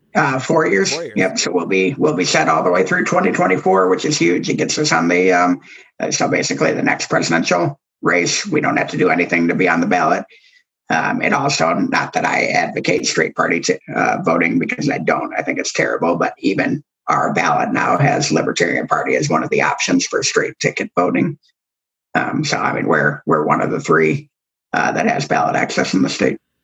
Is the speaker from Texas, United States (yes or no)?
no; Ann Arbor, Michigan, United States; moved away; also born or lived in Oklahoma; I grew up in Ann Arbor, which is a very, very blue city inside of Michigan